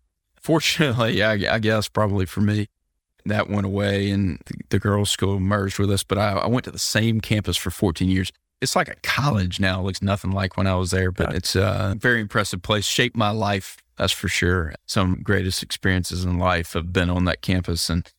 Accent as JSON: {"language": "English", "town": "Mobile", "region": "Alabama", "country": "United States", "tie": "born or raised there", "lives_now": "Birmingham, United States", "said": "So yeah, I grew up in Mobile. I'm a water guy. I miss it."}